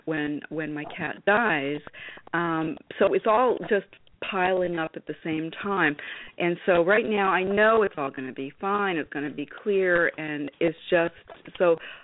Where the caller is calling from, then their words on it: north of New York City, United States; I'm calling just north of New York City.